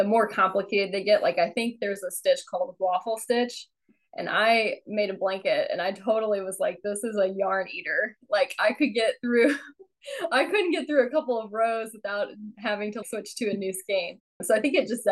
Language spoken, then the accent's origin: English; Illinois, United States; I'm from like a rural town in Illinois